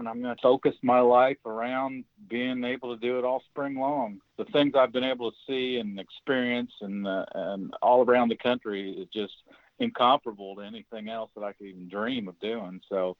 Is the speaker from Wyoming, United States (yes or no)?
no; Indiana, United States; I'm just an old honyok, a term used around Indiana a lot.